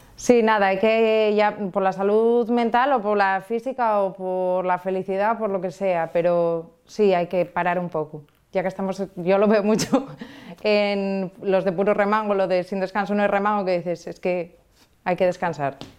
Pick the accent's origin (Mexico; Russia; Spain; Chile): Spain; Porrúa, Asturias; Porrúa, que es, es mi pueblo